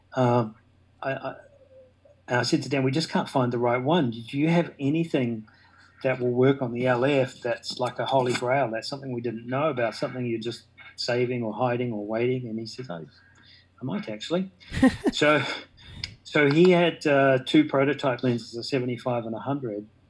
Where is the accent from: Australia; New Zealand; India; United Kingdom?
New Zealand; I'm a Kiwi.